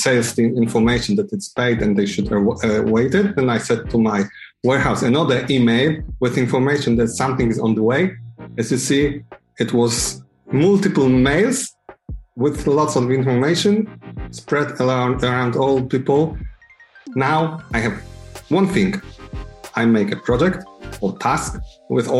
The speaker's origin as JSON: {"language": "English", "country": "Poland", "said": "I'm from Poland."}